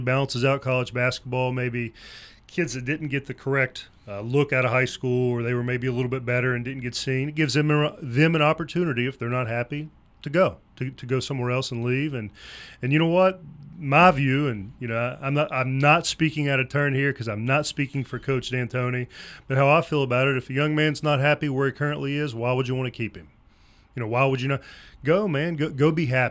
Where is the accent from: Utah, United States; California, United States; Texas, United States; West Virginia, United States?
West Virginia, United States; St. Albans; moved away; we're both from St. Albans, which, again, is about 40 minutes up the road.